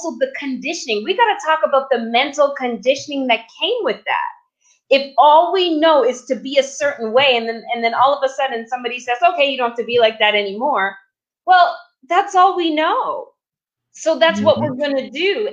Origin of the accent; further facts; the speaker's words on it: Canada; now in United States; I'm Canadian. I was born in Canada, and I'm now living in America.